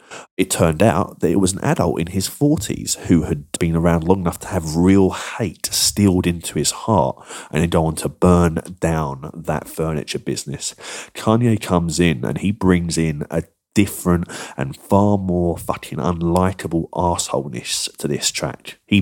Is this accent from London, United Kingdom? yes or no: yes; Croydon, London, United Kingdom; my hometown of Croydon